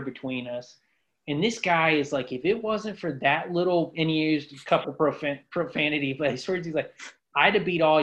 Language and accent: English; Ashtabula, Ohio, United States; moved away; my hometown in Ashtabula, Ohio